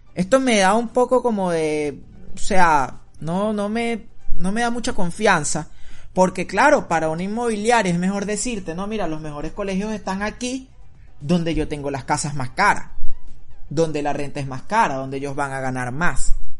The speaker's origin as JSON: {"language": "Spanish", "country": "Venezuela", "moved": "yes", "said": "nosotros venimos acostumbrados de Venezuela"}